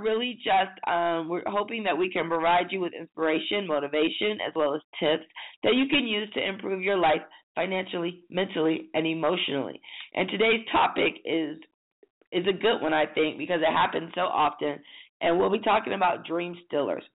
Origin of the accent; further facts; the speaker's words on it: Michigan, United States; now in Atlanta, United States; I'm from Michigan, so, you know, we have pretty harsh winters. And driving in the snow was like second nature. And you didn't miss school